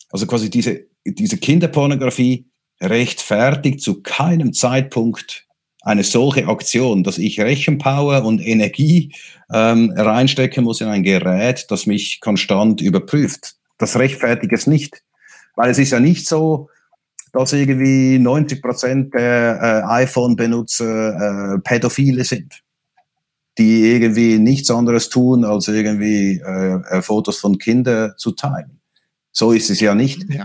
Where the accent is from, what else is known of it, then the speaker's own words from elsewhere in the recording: Switzerland; Ich bin Schweizer. Wir in der Schweiz sind nicht Teil der Europäischen Union